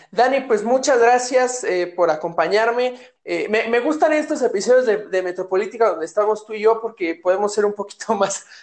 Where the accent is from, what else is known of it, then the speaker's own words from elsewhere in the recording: Mexico; nosotros como mexicanos lo primero que vemos es sospecha